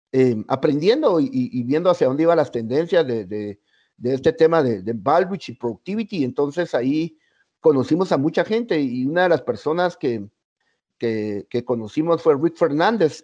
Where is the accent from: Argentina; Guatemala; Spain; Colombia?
Guatemala; los guatemaltecos